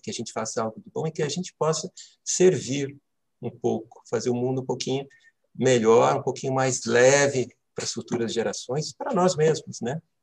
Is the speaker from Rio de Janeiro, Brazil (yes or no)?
no; Santo André, São Paulo, Brazil; moved away as an adult; now in Brasília, Brazil; sou paulista de nascimento, morei é, em São Paulo é, a maior parte da minha vida, estou em Brasília há 13 para 14 anos